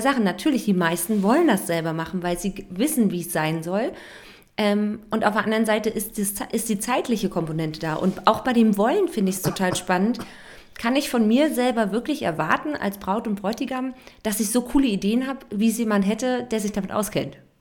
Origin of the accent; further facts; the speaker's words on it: Germany; wir Deutsche